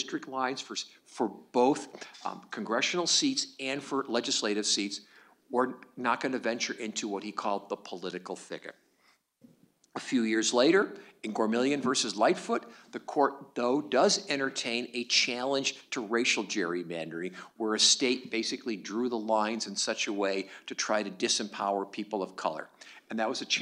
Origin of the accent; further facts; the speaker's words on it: New York, United States; I'm from New York